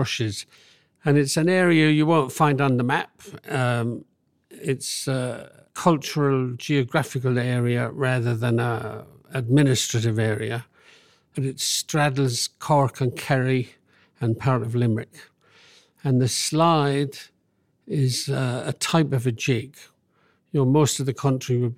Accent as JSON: {"language": "English", "region": "London", "country": "United Kingdom", "tie": "born or raised there", "said": "I grew up in London"}